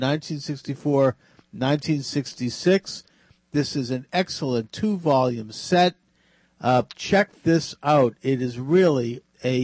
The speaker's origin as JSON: {"language": "English", "town": "Boston", "region": "Massachusetts", "country": "United States", "tie": "born or raised there", "said": "The show is on at the Boston Network News here in my hometown."}